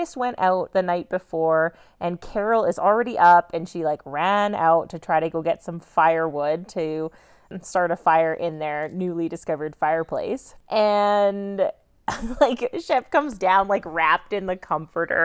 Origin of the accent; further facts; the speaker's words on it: Canada; I'm born and raised in Canada